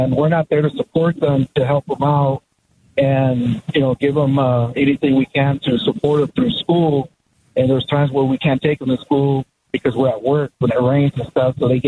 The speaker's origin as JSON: {"language": "English", "town": "Morelia", "region": "Michoacán", "country": "Mexico", "moved": "yes", "lives_now": "Glendale, United States", "said": "we're from Mexico, from Morelia, Michoacan."}